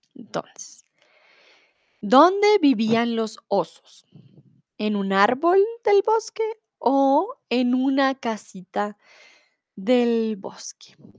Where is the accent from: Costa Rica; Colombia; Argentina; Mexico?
Colombia; now in Germany; tutora de español aquí en Chatterbox hace cuatro años y soy de Colombia